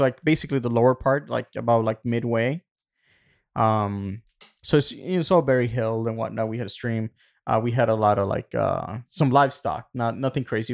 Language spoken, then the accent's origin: English; Puerto Rico; moved away; Growing up in Puerto Rico